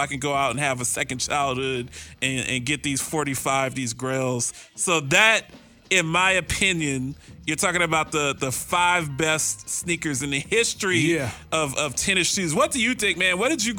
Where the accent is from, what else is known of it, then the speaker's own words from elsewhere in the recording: Columbus, Ohio, United States; now in Phoenix, United States; I grew up with in Columbus, Ohio